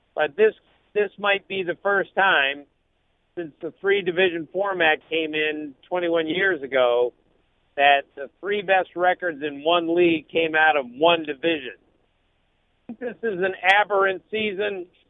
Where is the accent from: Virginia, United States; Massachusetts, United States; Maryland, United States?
Maryland, United States; I'm from Maryland